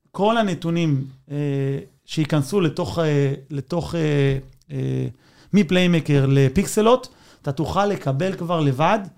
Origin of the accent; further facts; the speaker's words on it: Israel; אני, אני ישראלי, אבל בלב אני ארגנטינאי